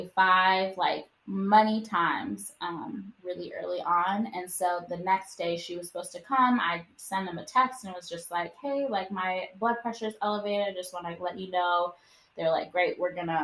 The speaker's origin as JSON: {"language": "English", "region": "Wisconsin", "country": "United States", "moved": "yes", "said": "we're from Wisconsin and none of our, you know, immediate family lives here."}